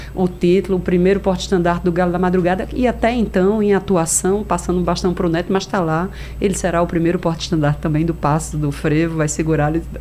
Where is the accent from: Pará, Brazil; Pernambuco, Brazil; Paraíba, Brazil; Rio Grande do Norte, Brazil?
Pernambuco, Brazil; Recife; vem de onde eu nasci, vem da, da minha família, vem de Casa Amarela, né? Eu sou de Casa Amarela